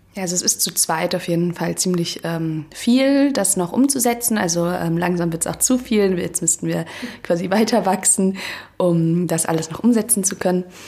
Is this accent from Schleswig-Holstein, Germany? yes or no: no; Hesse, Germany; moved away as an adult; now in Berlin, Germany; ich komme ursprünglich aus Hessen und ich bin auch fürs Studium hergezogen